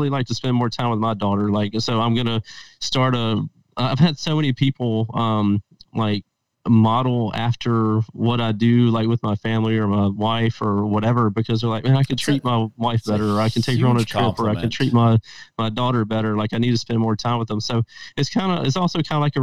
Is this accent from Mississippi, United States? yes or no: yes; Mississippi, United States; moved away as an adult; now in Las Vegas, United States; I'm from Mississippi, and that's where I was born and raised at. And I've transplanted out to Las Vegas about 7 years ago.